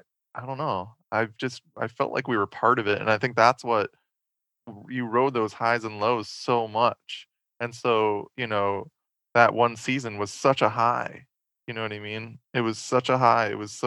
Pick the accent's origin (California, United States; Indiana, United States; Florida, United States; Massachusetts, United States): Massachusetts, United States; Boston; we're from Boston